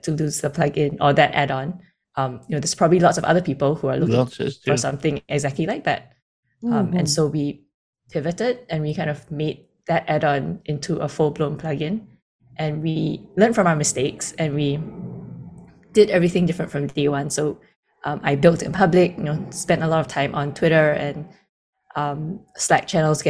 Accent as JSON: {"language": "English", "country": "Singapore", "tie": "born or raised there", "also_born_or_lived": "Sydney, Australia", "said": "Born and raised"}